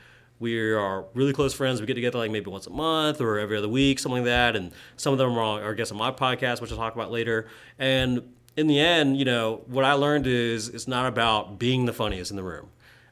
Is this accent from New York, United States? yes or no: no; Greenville, South Carolina, United States; So I am born and raised in Greenville. I'm a first generation from Vietnamese immigrants.